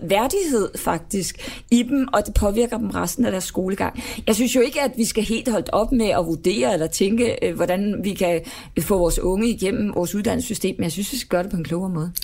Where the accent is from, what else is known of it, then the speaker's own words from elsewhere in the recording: Denmark; som dansker